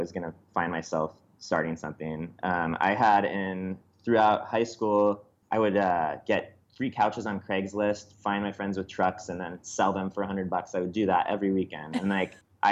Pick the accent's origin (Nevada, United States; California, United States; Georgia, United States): California, United States; Bay Area, suburb south of San Francisco; it started in the Bay Area, in a little suburb just south of San Francisco.